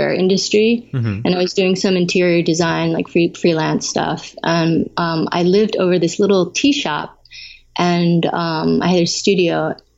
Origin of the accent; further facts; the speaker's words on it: San Francisco, California, United States; moved away as an adult; also born or lived in Taiwan / New York; now in Hawaii, United States; I was born in Taiwan, but I grew up in the Bay Area. My parents immigrated when I was a baby. So I grew up in San Francisco and around there